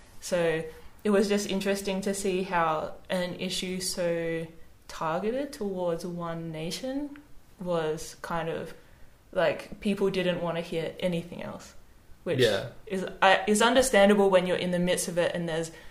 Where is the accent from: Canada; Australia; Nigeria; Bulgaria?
Australia; as an Australian